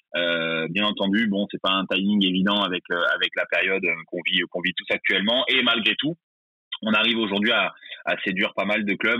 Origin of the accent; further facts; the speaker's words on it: Bordeaux, Nouvelle-Aquitaine, France; j'ai 34 ans, euh, je suis bordelais